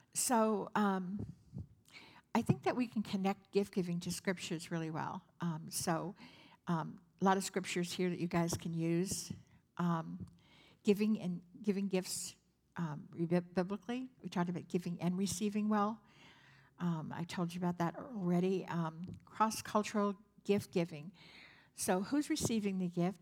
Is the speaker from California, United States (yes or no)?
yes; San Francisco, California, United States; I'm from San Francisco